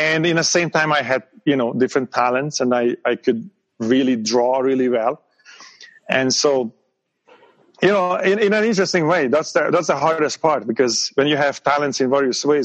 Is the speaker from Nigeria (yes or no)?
no; Hungary; English is a second language; moved away as an adult; now in United States; I grew up in Hungary, you know, at the time this was still a communist country.